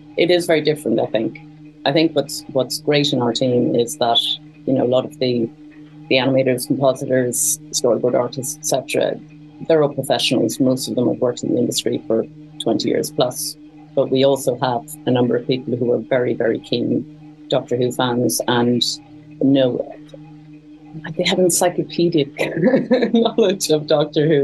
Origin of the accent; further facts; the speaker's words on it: Cork, Munster, Ireland; moved away as an adult; also born or lived in Dublin, Ireland / London, United Kingdom / China; I'm actually from Cork, in the south of Ireland.